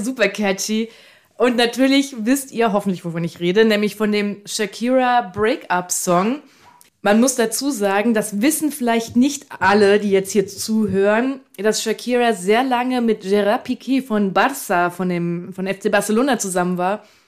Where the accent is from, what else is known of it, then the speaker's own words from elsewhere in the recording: Frankfurt, Hesse, Germany; in meinem Fall als gebürtische Frankfurterin